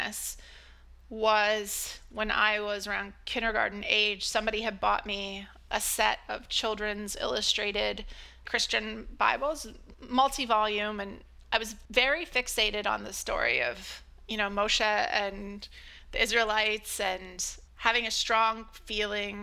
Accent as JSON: {"language": "English", "region": "Ohio", "country": "United States", "tie": "born or raised there", "said": "I was born in Ohio into a family with generations of Catholicism and mostly grew up in the countryside, middle of nowhere, a small rural community"}